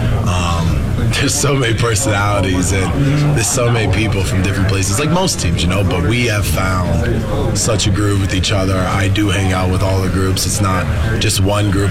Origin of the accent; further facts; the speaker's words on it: Florida, United States; also born or lived in North Jersey / Regina; now in Toronto, Canada; I was born in North Jersey and I was raised in Florida